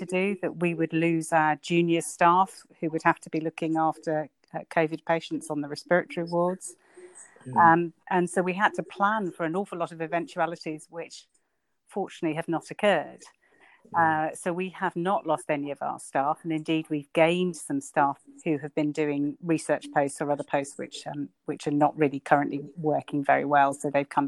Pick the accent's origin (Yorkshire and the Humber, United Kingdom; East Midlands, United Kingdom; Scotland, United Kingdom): East Midlands, United Kingdom; Northampton; moved away as an adult; also born or lived in London; now in Ilkley, United Kingdom; I grew up in Northampton